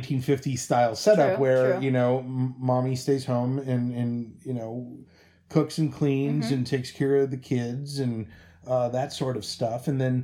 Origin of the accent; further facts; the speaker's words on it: Cincinnati, Ohio, United States; moved away as an adult; now in Seattle, United States; we're currently living in Seattle, Washington. We're originally from Cincinnati, Ohio. We've been living out here four-ish years.